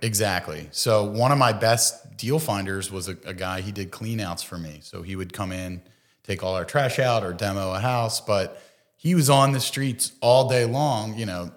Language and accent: English; Bensalem, Pennsylvania, United States; also born or lived in Philadelphia; I grew up in Bucks County, um, so grew up in Ben Salem